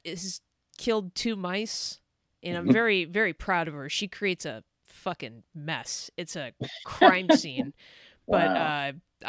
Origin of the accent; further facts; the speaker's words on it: Northern California, United States; moved away as an adult; also born or lived in Idaho; I grew up in Northern California